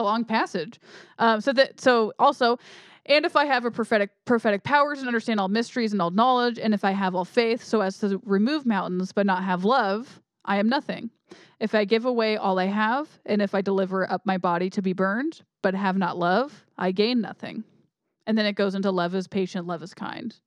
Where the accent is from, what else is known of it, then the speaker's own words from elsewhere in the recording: United States; I'm American.